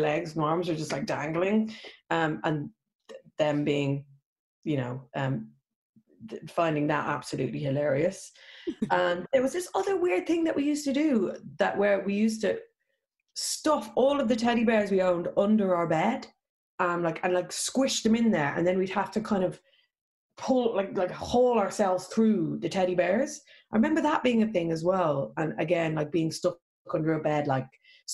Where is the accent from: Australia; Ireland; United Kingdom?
Ireland; being Irish